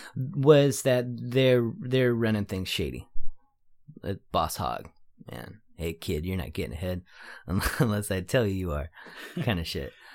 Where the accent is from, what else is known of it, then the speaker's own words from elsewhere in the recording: San Jose, California, United States; I'm from San Jose, but I wouldn't consider myself a San Jose artist.